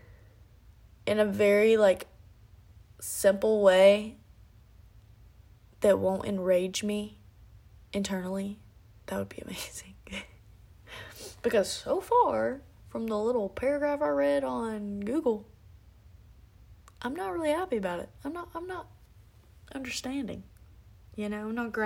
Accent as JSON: {"language": "English", "region": "South Alabama", "country": "United States", "said": "I'm from Alabama. South Alabama"}